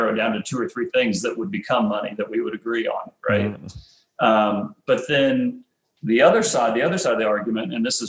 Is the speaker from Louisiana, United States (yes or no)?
no; Nebraska, United States; I grew up in Nebraska, and in Nebraska, football is a religion